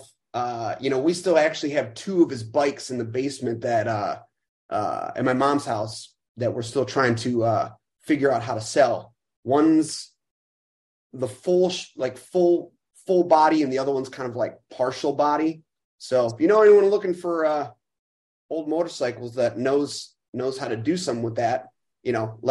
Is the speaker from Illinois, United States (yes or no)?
yes; Chicago, Illinois, United States; I'm born and raised. 36 years old, and yeah, growing up right northwest side